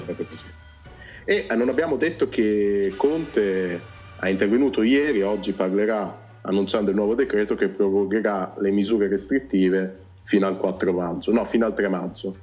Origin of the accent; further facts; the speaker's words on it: Cento, Emilia-Romagna, Italy; sono terra di mezzo tra il ferrarese e il bolognese, sono di centro, provincia di Ferrara.